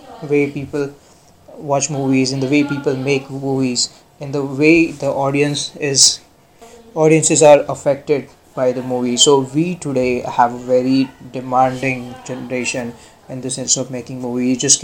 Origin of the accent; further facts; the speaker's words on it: Pune, Maharashtra, India; I'm from Pune